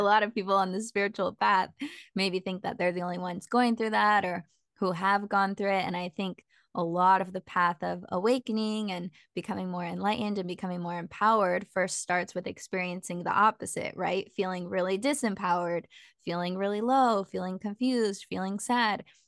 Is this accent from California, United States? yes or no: yes; Petaluma, California, United States; I grew up in Petaluma